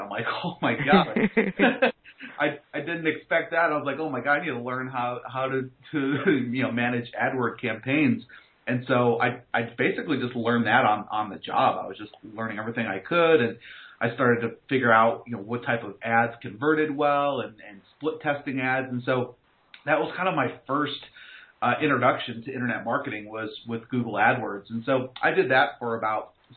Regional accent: New York, United States; moved away as an adult; also born or lived in North Carolina; now in Raleigh, United States; I grew up in New York.

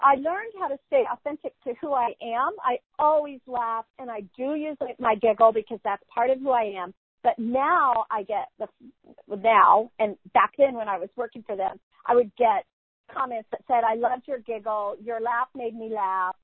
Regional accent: California, United States; I'm a Californian. I don't use the term y'all.

